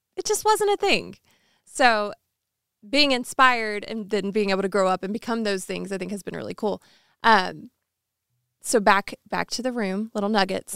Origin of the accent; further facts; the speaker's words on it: Alabama, United States; I grew up in Alabama